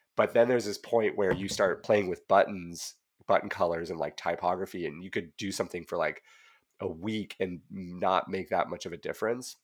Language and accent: English; Whitefish, Montana, United States; now in California, United States; I grew up in Whitefish